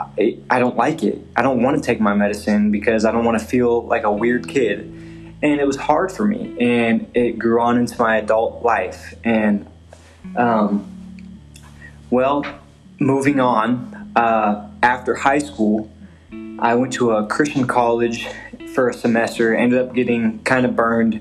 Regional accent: Salina, Kansas, United States; I grew up in Salina, Kansas

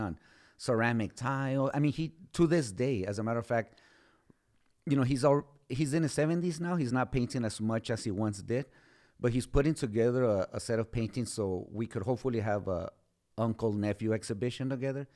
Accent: Socorro, Texas, United States; I was born and raised in Socorro

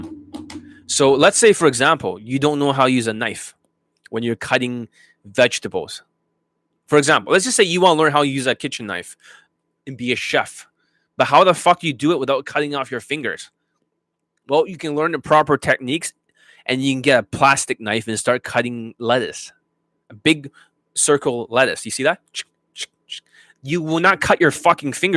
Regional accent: Canada; I'm Canadian

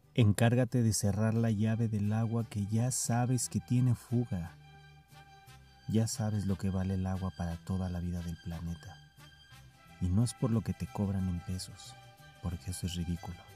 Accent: Mexico City, Mexico; soy de la Ciudad de México. Y apenas hace algunos años yo iba a la escuela solo, caminando.

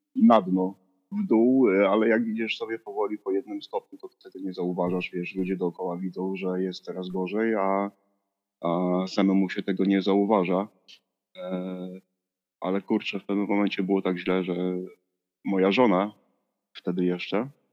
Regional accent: Silesian Voivodeship, Poland; also born or lived in Przemyśl area, Poland / Bytom, Poland / Gliwice, Poland; Jestem ze Śląska, tak wiesz, z serca tego górnego Śląska

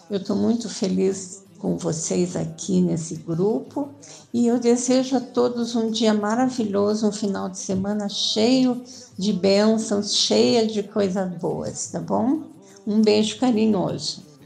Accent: Curitiba, Paraná, Brazil; now in São Paulo, Brazil; eu sou de Curitiba

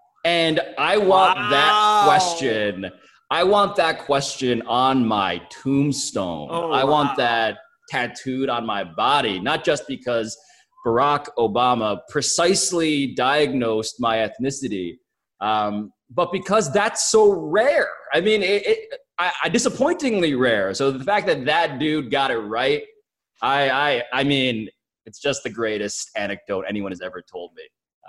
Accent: Philippines; So it's been interesting to be recognized as a Filipino, because I am so grateful when that happens.

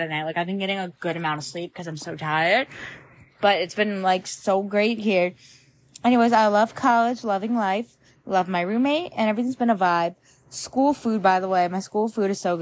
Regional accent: Long Island, New York, United States; moved away as an adult; my hometown, Long Island

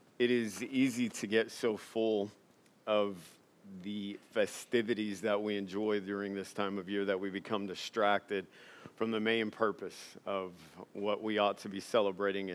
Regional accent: Louisiana, United States; moved away; also born or lived in Alexandria, Louisiana; I was born and raised and spent most of my life in Louisiana.

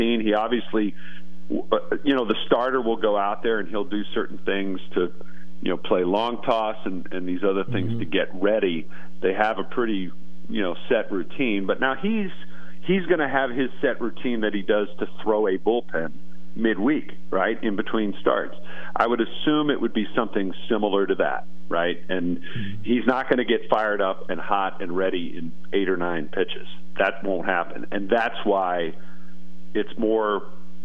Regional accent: Texas, United States; moved away as an adult; now in Philadelphia, United States; Texas, which is my hometown. That's where I grew up

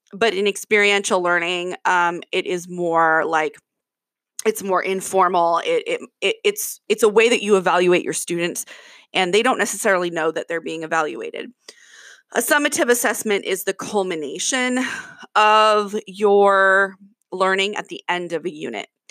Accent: Kirkland, Washington, United States; I'm from Kirkland, Washington

